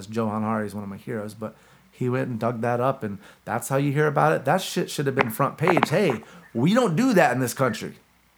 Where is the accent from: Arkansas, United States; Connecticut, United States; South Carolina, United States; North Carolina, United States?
North Carolina, United States; Gastonia; where we grew up in Gastonia.